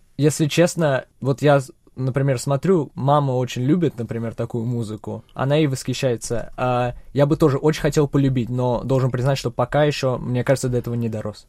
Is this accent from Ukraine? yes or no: no; Czechia; also born or lived in Russia; родной дом всё-таки Чехия. Я родился в России